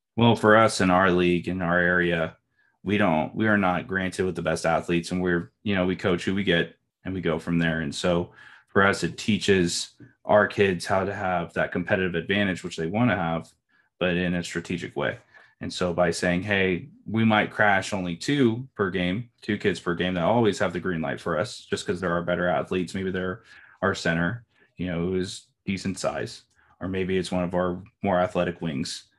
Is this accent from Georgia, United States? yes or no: no; Bakersfield, California, United States; I'm from Bakersfield, California